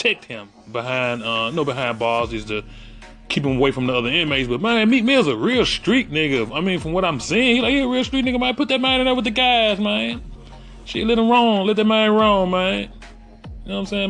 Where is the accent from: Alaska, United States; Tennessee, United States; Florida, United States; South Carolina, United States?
Tennessee, United States; Memphis; I am from Memphis, Tennessee.